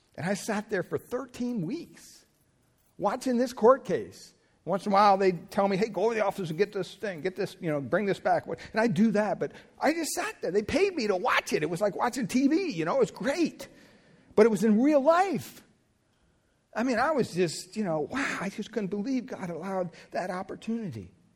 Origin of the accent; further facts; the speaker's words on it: Pennsylvania, United States; moved away; growing up in Pennsylvania, we had a gas pump on our property